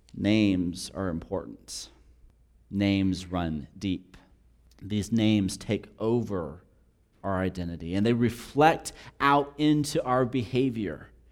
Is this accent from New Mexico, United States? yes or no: yes; New Mexico, United States; also born or lived in Texas; being born and raised in New Mexico for the third generation